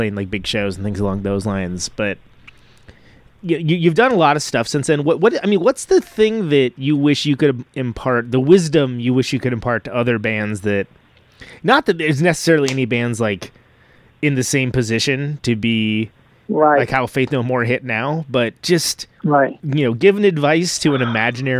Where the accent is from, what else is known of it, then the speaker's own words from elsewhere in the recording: Modesto, California, United States; now in Bay Area, United States; I'm from Modesto, the Kansas of California.